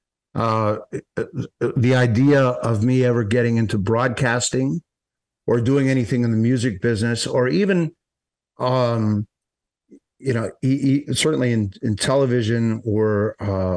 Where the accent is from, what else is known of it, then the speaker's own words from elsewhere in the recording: Boca Raton, Florida, United States; I'm from South Florida, Boca Raton, which is perfectly located between, I guess, West Palm and Fort Lauderdale, Miami. So I grew up